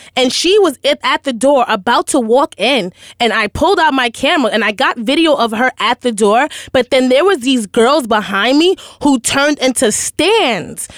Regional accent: New York City, New York, United States; I'm from Hell's Kitchen

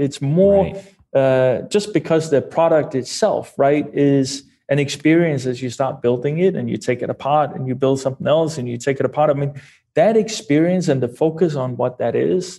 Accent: Denmark; English is a second language; moved away as an adult; now in United States; I wasn't born and raised in Kansas City. You know, I'm a full-blooded Dane.

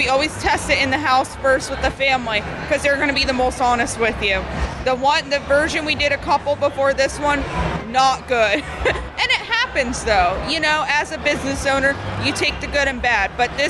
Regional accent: Hamilton area, New Jersey, United States; we're from South Jersey, closer to Atlantic City, Hamilton area.

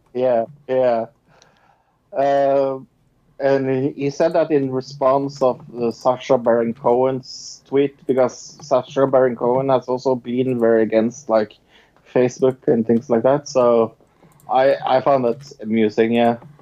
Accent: Norway; I'm from Norway

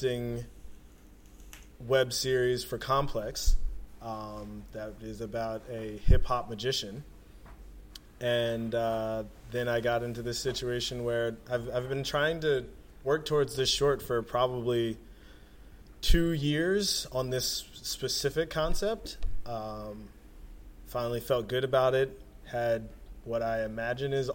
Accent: Philadelphia, Pennsylvania, United States; also born or lived in South Jersey; when I was growing up in Philadelphia and South Jersey

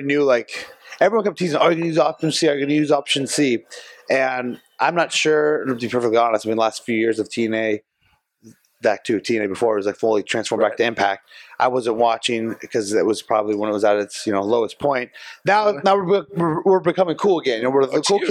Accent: Chico, California, United States; my hometown of Chico, California

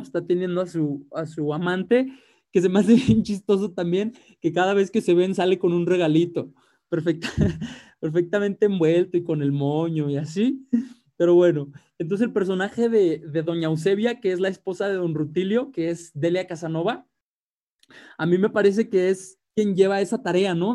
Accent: Mexico

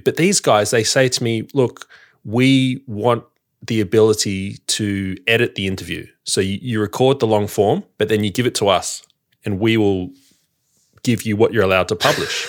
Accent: Sydney, New South Wales, Australia; now in Victoria, Australia; I'm an outsider in Victoria. You know, I've, I, I'm from Sydney

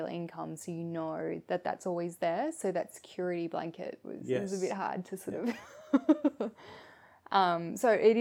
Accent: Shepparton, Victoria, Australia; I'm from Shepparton originally

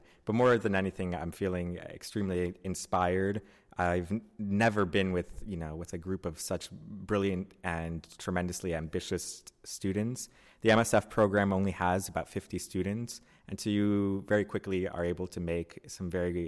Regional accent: Orlando, Florida, United States; I'm from Orlando, Florida.

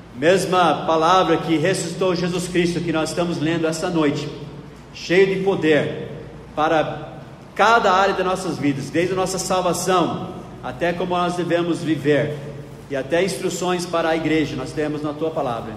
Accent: Knoxville, Tennessee, United States; now in Brazil; lá no sul dos Estados Unidos, na cidade onde eu nasci, Knoxville, Tennessee

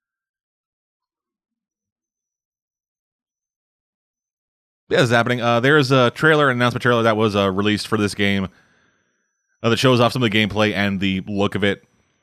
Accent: Canada; I'm Canadian

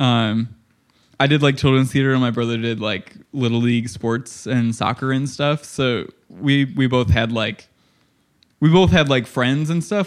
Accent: Illinois, United States; I grew up in Illinois

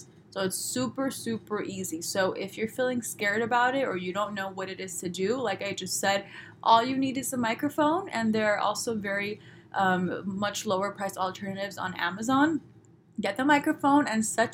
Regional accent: Los Angeles, California, United States; I'm from Los Angeles. I'm sorry, I talk this way

